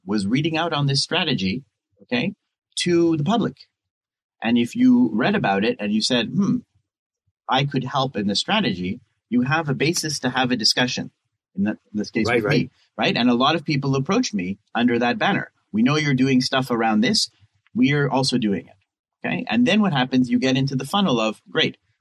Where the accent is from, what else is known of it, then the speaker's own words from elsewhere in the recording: Canada; moved away as an adult; now in Israel; I'm Canadian. I moved here